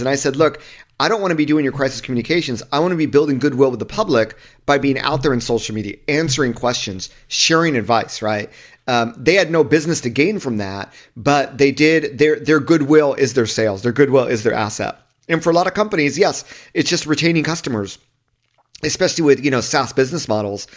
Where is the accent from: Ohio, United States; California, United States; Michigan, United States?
California, United States; Southern; I grew up in Southern California